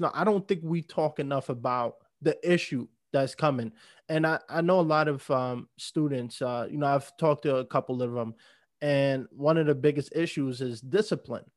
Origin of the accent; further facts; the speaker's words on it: New York, United States; moved away as an adult; now in Los Angeles, United States; I grew up in New York. I, I mean, I lived there my whole life